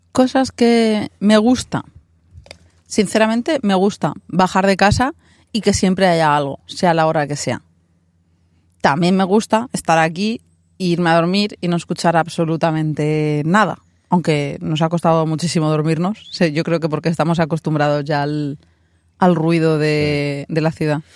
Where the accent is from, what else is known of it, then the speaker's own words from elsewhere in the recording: Alicante, Valencian Community, Spain; moved away as an adult; now in New York, United States; Nosotros somos de Alicante